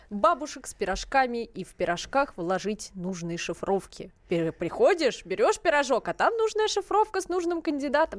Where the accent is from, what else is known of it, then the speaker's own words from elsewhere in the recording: Russia; мы, вот, из России